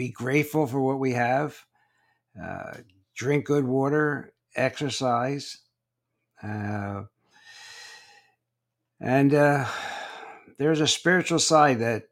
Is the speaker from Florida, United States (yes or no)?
yes; Naples, Florida, United States; I'm from Naples, Florida